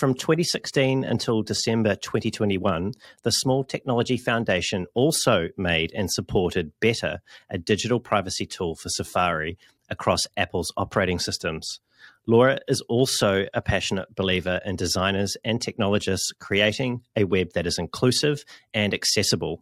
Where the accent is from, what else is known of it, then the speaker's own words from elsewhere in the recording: New Zealand; my home country of New Zealand